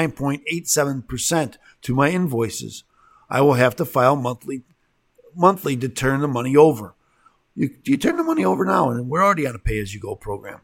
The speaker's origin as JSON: {"language": "English", "region": "Illinois", "country": "United States", "said": "I'm from Illinois"}